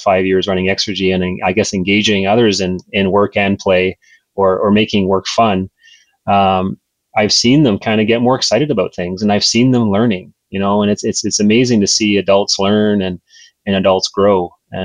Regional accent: New Brunswick, Canada; I grew up in New Brunswick

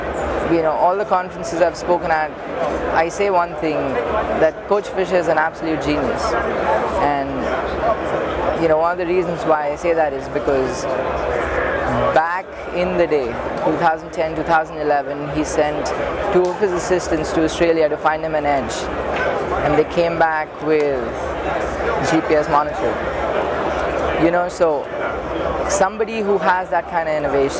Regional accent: India; moved away as an adult; now in United States; I'm originally from India, and I studied engineering

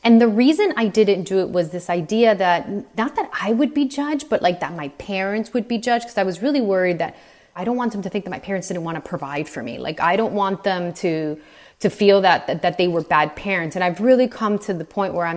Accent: Cuba; moved away; I was born in Cuba, and my mother was born the year the revolution started

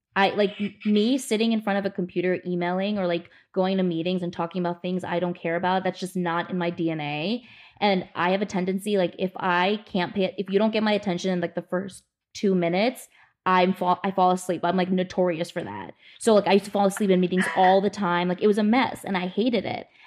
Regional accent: New Jersey, United States; moved away as an adult; also born or lived in New York City, United States; now in Los Angeles, United States; I grew up in New Jersey

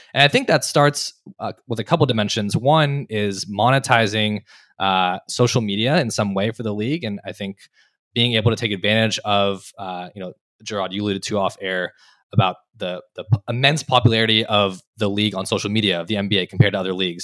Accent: Los Angeles, California, United States; moved away as an adult; also born or lived in Berkeley, California / Annapolis, Maryland; I grew up in California, born and raised in Los Angeles

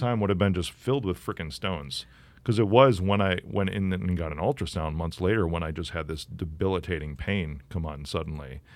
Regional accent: Chicago, Illinois, United States; I'm from Chicago

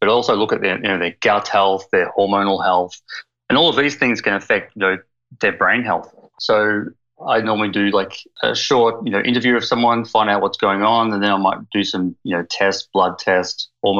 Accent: Melbourne, Victoria, Australia; accent: Aussie; moved away as an adult; also born or lived in Queensland, Australia; now in Victoria, Canada; I grew up in Melbourne, Australia, in Queensland, and I've only been over here for 3 years, so I've kept the Aussie accent

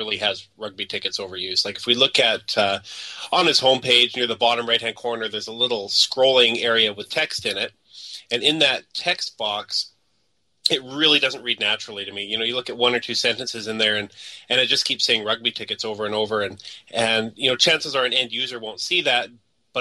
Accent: Canada; we're still Canadian

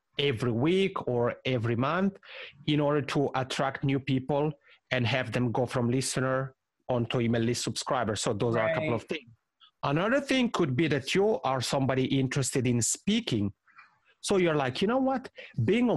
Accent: Italy; accent: Italian ("macaroni accent"); first language Italian; English is a second language; I'll have a couple in Italian, which is my mother tongue. That's why I have this funny macaroni accent.

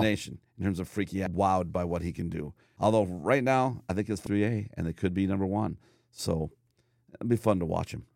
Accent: United States; as an American growing up

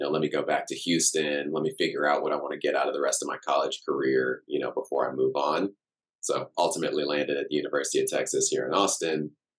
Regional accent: Cameroon; born there; So I was born in Cameroon in West Africa. My dad and kind of his whole, you know, lineage of family going back generations, all from Cameroon.

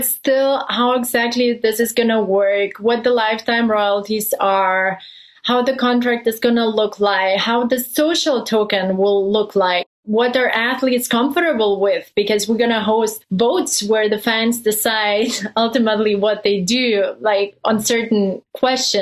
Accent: Lithuania; moved away as an adult; also born or lived in Germany / Belgium; I come from Lithuania. We have a strong background in basketball. So I spent my childhood watching NBA games at nighttime

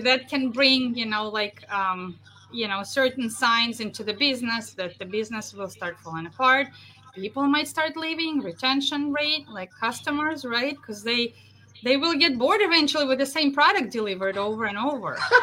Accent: Russia; moved away as an adult; also born or lived in central New York; now in New York, United States; Originally, I'm from Russia.

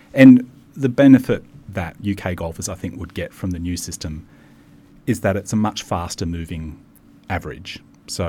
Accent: Maitland, New South Wales, Australia; I grew up in a little town in New South Wales called Maitland

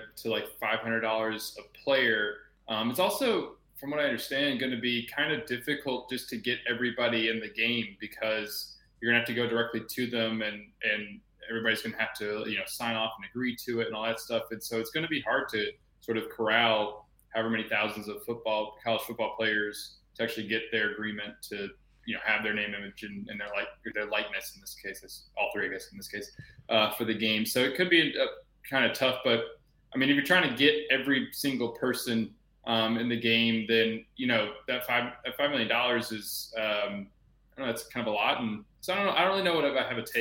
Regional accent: Atlanta, Georgia, United States; moved away; I grew up in Atlanta and went to Georgia myself

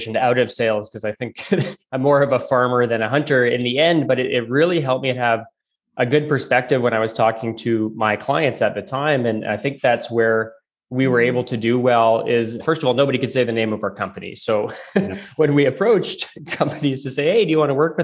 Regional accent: Calgary, Alberta, Canada; moved away; So I'm originally from Calgary, so from out west of Canada

